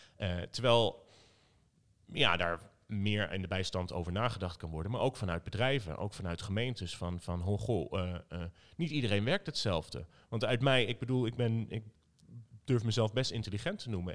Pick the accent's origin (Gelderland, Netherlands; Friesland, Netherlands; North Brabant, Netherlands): Gelderland, Netherlands; Zutphen; moved away as an adult; now in Arnhem, Netherlands; opgegroeid in Zutphen, maar ik woon inmiddels vijftien jaar in Arnhem